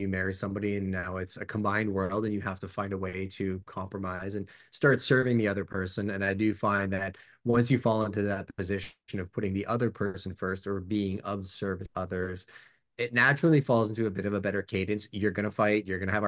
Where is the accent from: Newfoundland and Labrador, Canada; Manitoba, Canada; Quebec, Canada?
Quebec, Canada; Montreal; I was a transplant from Montreal. And my dad had built a sales business with my mom back in Montreal in non-destructive testing.